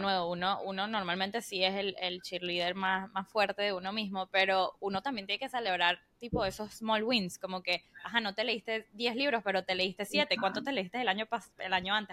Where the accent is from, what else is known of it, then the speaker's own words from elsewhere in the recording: Weston, Florida, United States; moved away as an adult; desde que yo me fui de, de Weston a, a, la universidad